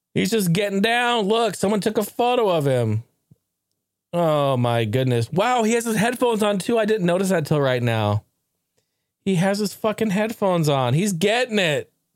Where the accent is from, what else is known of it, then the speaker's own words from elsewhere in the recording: Portland, Oregon, United States; my hometown.